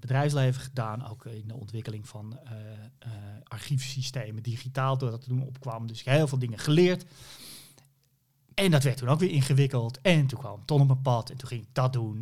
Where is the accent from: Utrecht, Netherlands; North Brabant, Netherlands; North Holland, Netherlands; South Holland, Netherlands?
North Holland, Netherlands; Hoorn; ik kom uit Horen, daar ben ik geboren